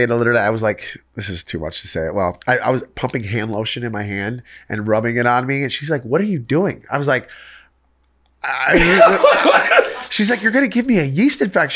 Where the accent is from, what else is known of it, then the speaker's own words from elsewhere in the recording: Michigan, United States; I grew up in Michigan